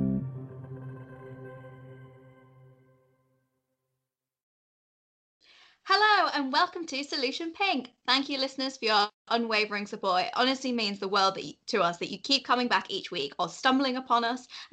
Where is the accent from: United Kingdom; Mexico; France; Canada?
United Kingdom; Yorkshire and the Humber; I'm from North Yorkshire